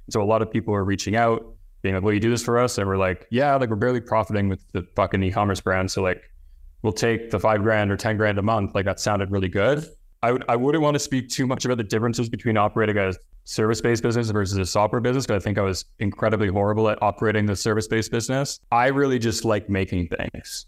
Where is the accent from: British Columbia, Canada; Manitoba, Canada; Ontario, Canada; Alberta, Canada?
Ontario, Canada; near Toronto; moved away as an adult; moved to Toronto, which is the, the closest kind of big city to my hometown